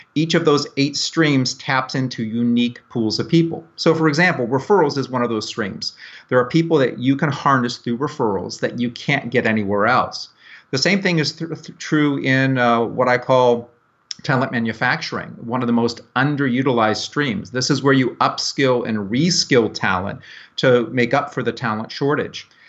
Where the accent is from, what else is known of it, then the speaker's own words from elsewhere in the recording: Tampa, Florida, United States; I'm from Tampa Bay, Florida